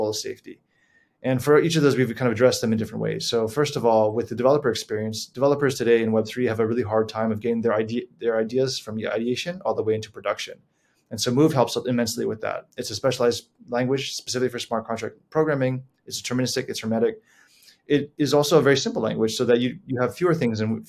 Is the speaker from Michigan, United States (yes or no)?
no; Honolulu, Hawaii, United States; moved away as an adult; I was born and raised in Honolulu, Hawaii, lived there for the better part of my life